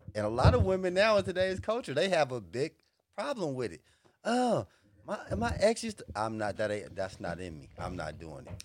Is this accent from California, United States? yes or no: yes; Los Angeles, California, United States; born or raised there; also born or lived in the South